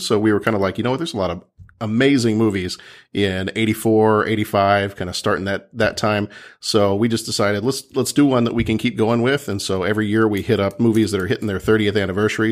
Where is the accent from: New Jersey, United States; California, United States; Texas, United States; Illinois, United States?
Texas, United States; moved away; my family lives down in Texas, and, and I'm from Texas originally